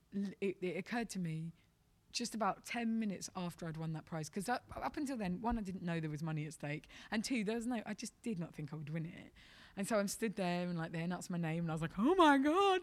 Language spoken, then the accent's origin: English; London, United Kingdom; I'm from London